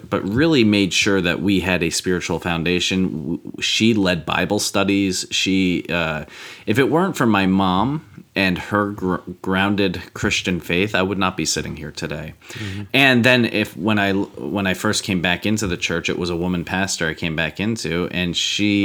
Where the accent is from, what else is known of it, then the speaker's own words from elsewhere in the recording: United States; I'm American